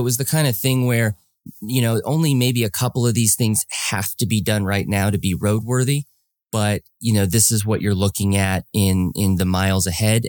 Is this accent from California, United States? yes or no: yes; Los Angeles, California, United States; I'm from Los Angeles